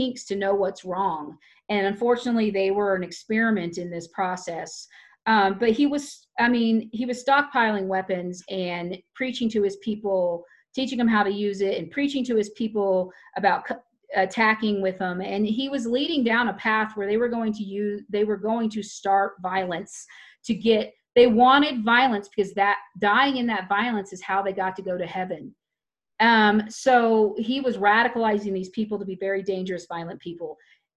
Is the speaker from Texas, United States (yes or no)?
yes; Tyler, Texas, United States; I grew up in Tyler, Texas, which is very close to Waco